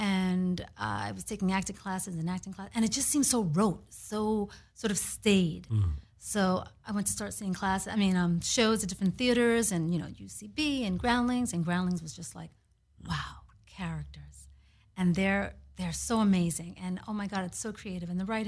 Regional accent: New York City, New York, United States; Yeah, I'm from New York City, and I was actually going the academic track.

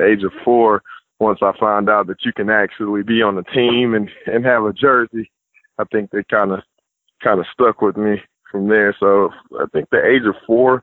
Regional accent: Austell, Georgia, United States; So I'm from Georgia originally, born at Austell. My ninth grade year, I actually played ball at South Cobb High School

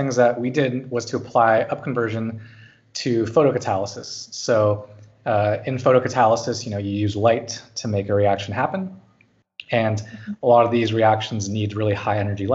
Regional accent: California, United States; moved away as an adult; now in Zurich, Switzerland; I grew up in California

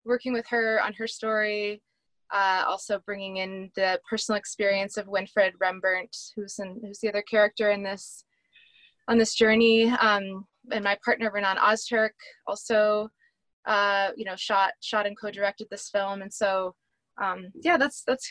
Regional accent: Amherst, Massachusetts, United States; I grew up in Amherst, Massachusetts

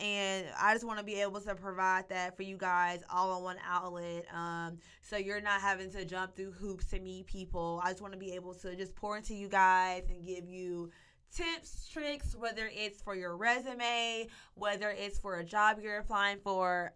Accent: Monticello, Arkansas, United States; also born or lived in Fayetteville, Arkansas; I was born and raised in Monticello, Arkansas.

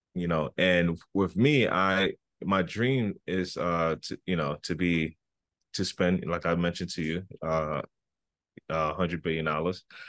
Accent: United States; also born or lived in Libya; now in New York, United States; I came to the United States in nineteen ninety when I was f, about five years old. And I started from first grade up until now

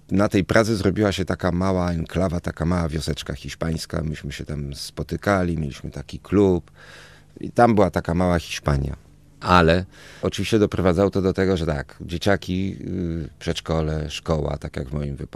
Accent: Toulouse, Occitania, France; born there; Tam się poznali, pobrali i ja urodziłem się już we Francji, w, w cudownym, dziwnym, bardzo hiszpańskim, francuskim mieście Toulouse.

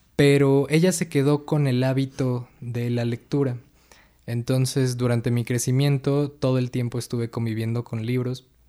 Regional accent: Atizapán de Zaragoza, State of Mexico, Mexico; also born or lived in Villa del Carbón; Pues yo nací en el Estado de México, somos eh, vecinos del municipio de Atizapán de Zaragoza. Eh, aquí crecí la, mayor parte de mi vida

